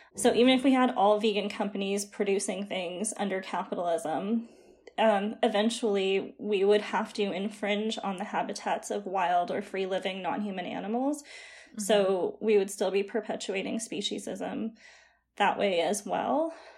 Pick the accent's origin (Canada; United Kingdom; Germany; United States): Canada; Calgary, Alberta; now in Ottawa, Canada; I'm actually from Calgary, but I'm just living in Ottawa right now.